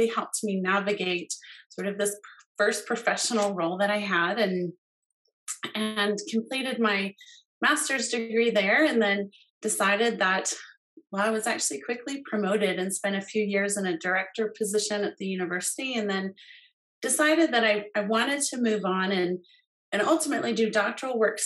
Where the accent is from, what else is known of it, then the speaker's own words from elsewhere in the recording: Colorado, United States; moved away as an adult; also born or lived in West Virginia; I grew up here in Colorado, so delighted to be living here now.